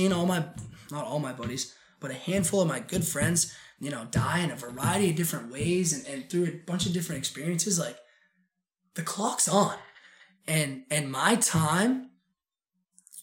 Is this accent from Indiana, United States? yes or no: no; Portland, Maine, United States; also born or lived in Sacopee Valley, Maine / Oregon; I grew up in Portland, Maine, and having gone to Riverton Elementary School and Lincoln Middle School